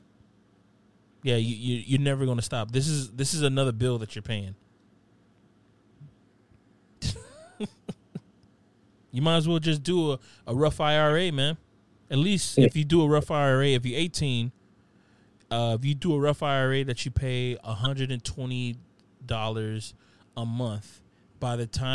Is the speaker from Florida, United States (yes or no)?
yes; Opa-locka, Florida, United States; growing up in Opa-locka